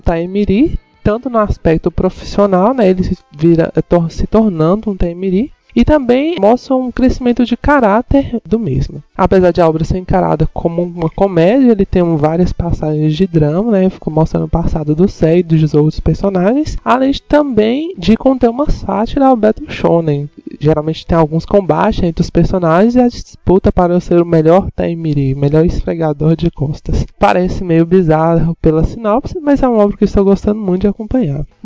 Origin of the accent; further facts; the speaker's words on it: Montes Claros, Minas Gerais, Brazil; sou de Montes Claros